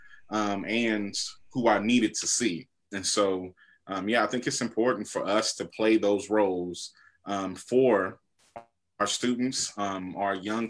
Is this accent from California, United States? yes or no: yes; Inglewood, California, United States; also born or lived in Compton, California / Los Angeles, California; I was born and raised in Inglewood, California, and then moved to Compton in more of my influential years